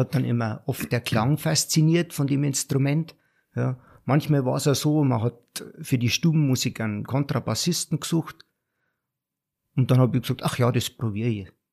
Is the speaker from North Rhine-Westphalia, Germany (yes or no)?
no; Garmisch-Partenkirchen, Bavaria, Germany; moved away as an adult; als Bayer, als Garmischer